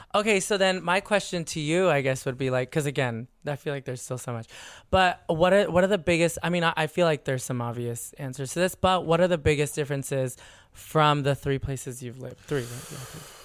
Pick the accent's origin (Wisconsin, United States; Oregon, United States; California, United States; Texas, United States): California, United States; San Diego; also born or lived in San Francisco; now in Los Angeles, United States; California, born and raised. I grew up in San